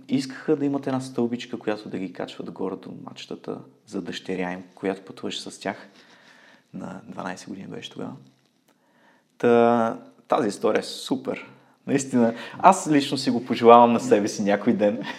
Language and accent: Bulgarian; Ruse, Ruse Province, Bulgaria; moved away as an adult; now in Munich, Germany; в Русе, родния ми град